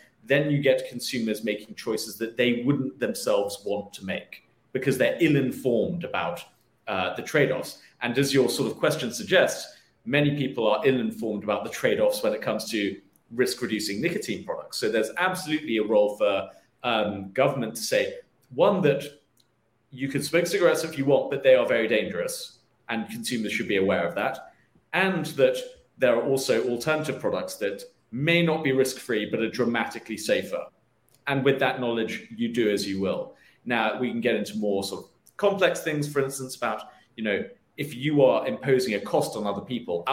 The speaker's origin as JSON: {"language": "English", "country": "United Kingdom", "also_born_or_lived": "London", "moved": "as an adult", "lives_now": "United States", "said": "I'm originally from the United Kingdom. I moved here in about 2015 for work."}